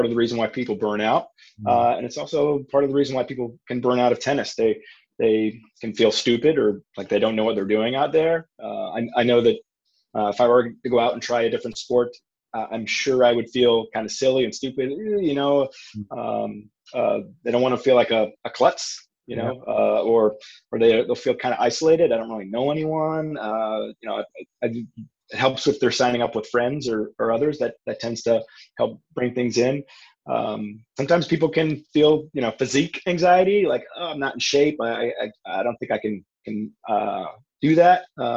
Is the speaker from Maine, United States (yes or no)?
yes; Maine, United States; moved away as an adult; also born or lived in Richmond, Virginia; now in Orlando, United States; I grew up in Maine, an area where tennis isn't really big